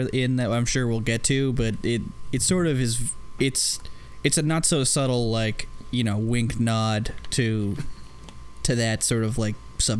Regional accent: Boston, Massachusetts, United States; I'm from Boston.

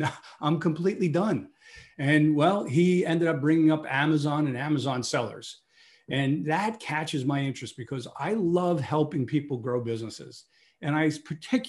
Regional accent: New York City, New York, United States; I was born in Brooklyn, New York

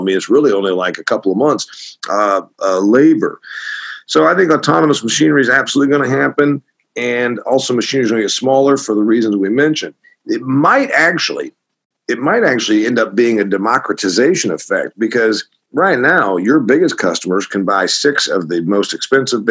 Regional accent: Indiana, United States; the Indiana State Fair, my home state

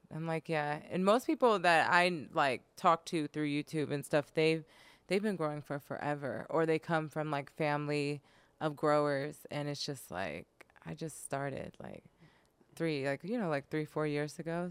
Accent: Sacramento, California, United States; moved away as an adult; now in Los Angeles, United States; I'm from Sacramento, and I used to live in Sacramento

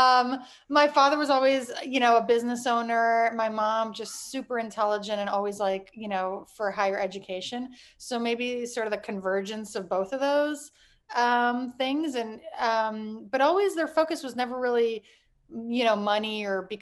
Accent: Miami, Florida, United States; moved away as an adult; also born or lived in Toronto, Canada / Michigan / New York; I grew up in Miami. I was actually born in Toronto. So I went to, you know, through high school in Miami

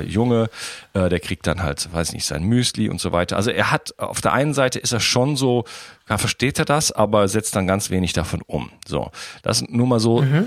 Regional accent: Wuppertal, North Rhine-Westphalia, Germany; now in France; Wuppertal, meine alte Heimatstadt

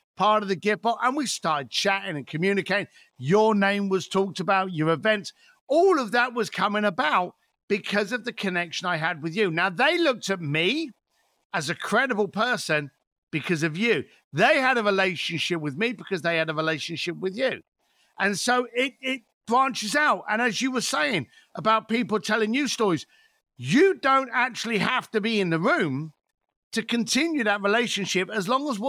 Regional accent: London, United Kingdom; The lovely sunny hills of East London.

